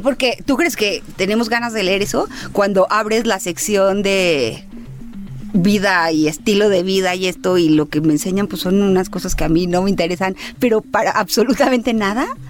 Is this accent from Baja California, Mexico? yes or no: yes; Baja California, Mexico; yo soy de Baja California